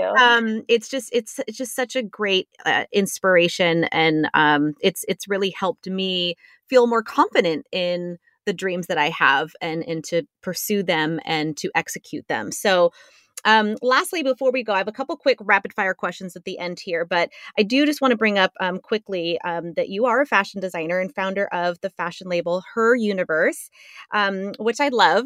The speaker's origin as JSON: {"language": "English", "town": "San Diego", "region": "California", "country": "United States", "tie": "born or raised there", "said": "growing up in San Diego"}